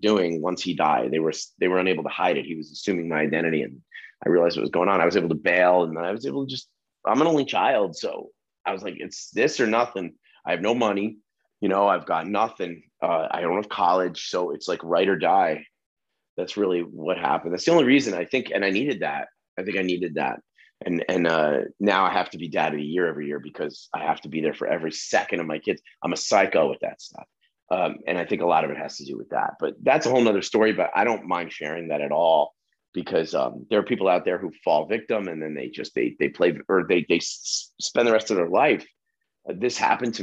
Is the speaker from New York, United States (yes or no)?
no; New Jersey, United States; I'm an idiot from New Jersey